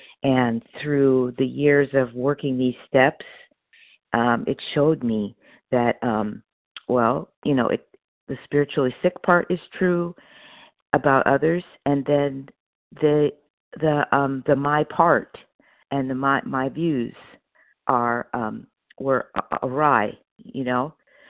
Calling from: Opelousas, Louisiana, United States; this morning, I'm calling from Opelousas, Louisiana. I'm on vacation, and I'm visiting my sister. I'm normally in Palmdale.

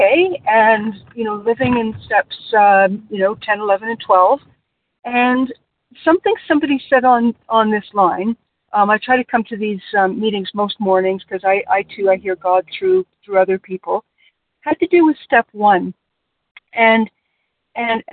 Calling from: near Toronto, Ontario, Canada; I'm calling from near Toronto in Canada.

